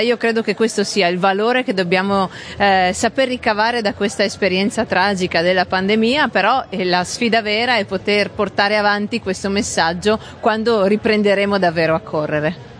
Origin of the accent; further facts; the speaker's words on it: Gemona del Friuli, Friuli-Venezia Giulia, Italy; in realtà sono nata a San Daniele, ma vivo da sempre a Gemona del Friuli